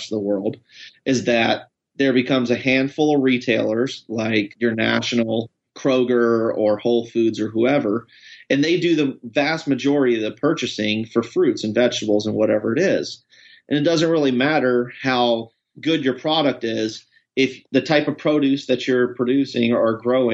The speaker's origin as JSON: {"language": "English", "region": "East Coast", "country": "United States", "also_born_or_lived": "Washington", "moved": "yes", "lives_now": "Portland, United States", "said": "I'm originally from the East Coast, but lived in Washington for a long time"}